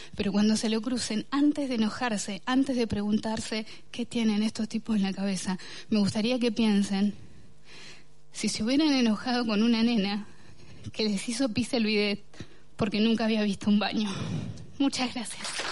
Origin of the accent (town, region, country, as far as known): Bahía Blanca, Buenos Aires Province, Argentina; born or raised there